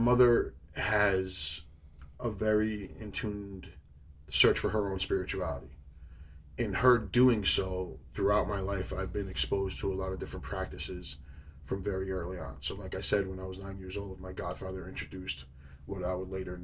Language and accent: English; New York City, New York, United States; growing up in New York City, you get caught up in some, you know, streetwise trouble